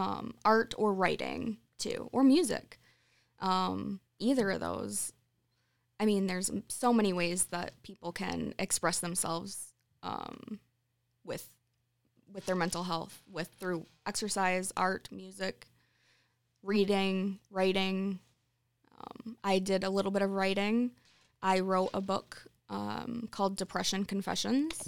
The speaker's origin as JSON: {"language": "English", "town": "Sunfield", "region": "Michigan", "country": "United States", "tie": "born or raised there", "moved": "as an adult", "lives_now": "Charlotte, United States", "said": "I grew up in Sunfield"}